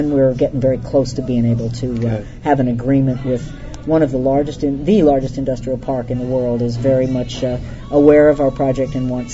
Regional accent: the East, United States; moved away as an adult; also born or lived in the West; I was born in the East, but I never belonged there

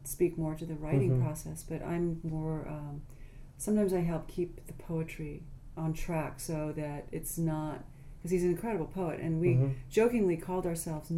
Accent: Carmel, California, United States; now in Nevada City, United States; I grew up in Carmel

